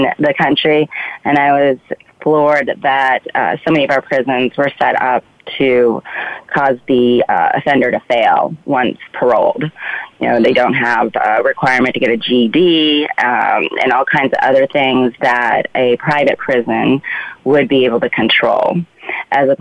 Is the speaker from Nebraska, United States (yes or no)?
yes; Omaha, Nebraska, United States; moved away as an adult; also born or lived in Spain / Washington, D.C. / New York City; I moved back to my home state of Omaha, Nebraska.